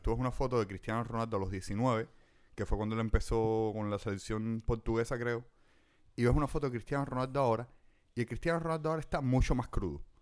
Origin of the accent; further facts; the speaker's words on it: La Lisa, Havana, Cuba; yo me crié toda mi vida en la Lisa